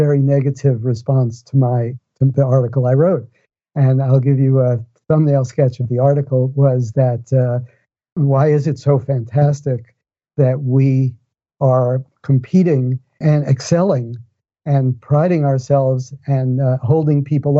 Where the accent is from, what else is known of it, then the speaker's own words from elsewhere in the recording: New York City, New York, United States; I grew up in New York City, and I grew up in the Bronx